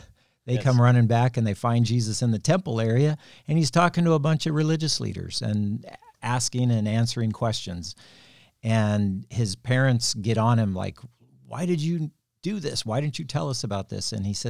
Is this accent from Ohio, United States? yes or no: no; California, United States; also born or lived in Kansas; Yeah, I was born in Kansas, but we came out to California in Orange County when I was about 8 or 9 years old.